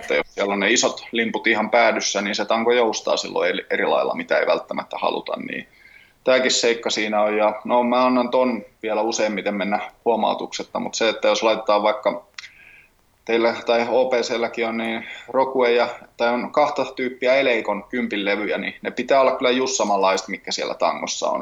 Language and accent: Finnish; Tampere, Pirkanmaa, Finland; also born or lived in Helsinki; paikallinen PMX-pyörä pyöräseura tässä Tampereella ja sinne vedän laitreenejä. Vedin okay. jo viime vuonna ja nyt sitten niin toinen vuosi jatkuu ja on tehnyt sitä aiemmin Helsingissäkin pari vuotta, mutta nyt oikein kiva tässä näin ihan kotikonnuilla tehdä samaa